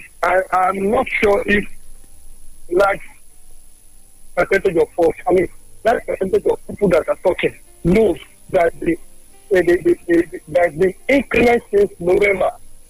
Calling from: Ikorodu, Lagos, Nigeria; I'm calling from Ikorodu.

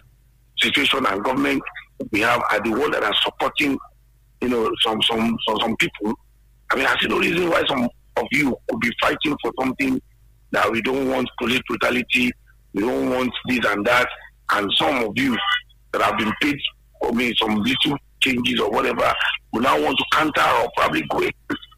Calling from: Abeokuta, Ogun State, Nigeria; is calling from the People's Parliament in Lemay in Abeokuta here.

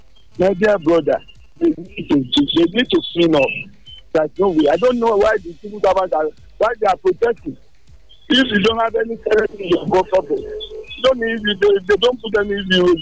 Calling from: New York, United States; I'm calling from New York.

